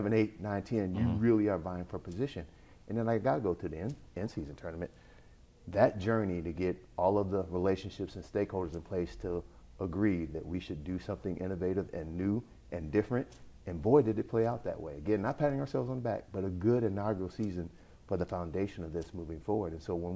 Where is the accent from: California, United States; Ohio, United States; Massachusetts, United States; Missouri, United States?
Ohio, United States; Cleveland; We grew up in Cleveland, Ohio